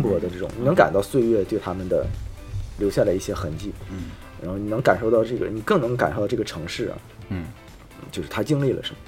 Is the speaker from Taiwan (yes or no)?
no; Harbin, Heilongjiang, China; 咱的老家哈尔滨